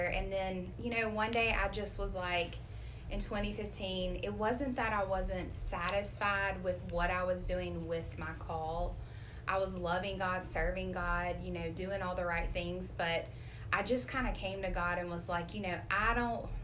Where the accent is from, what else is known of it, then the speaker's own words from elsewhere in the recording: Flowood, Mississippi, United States; I am from Flowood, Mississippi, born and raised there.